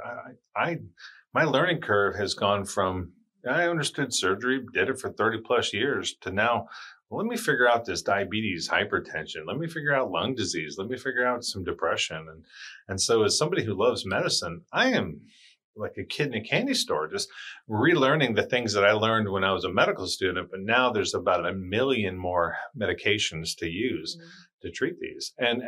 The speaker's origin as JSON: {"language": "English", "town": "Charleston", "region": "South Carolina", "country": "United States", "tie": "born there", "said": "And I was like, Demetra, I was born in Charleston. And she was like, oh, okay."}